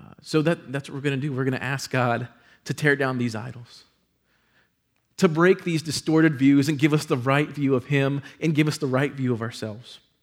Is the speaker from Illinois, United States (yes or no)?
no; San Antonio, Texas, United States; moved away as an adult; it brought me back to San Antonio to be in one of the top thirty-five markets in the country at the age of twenty-three.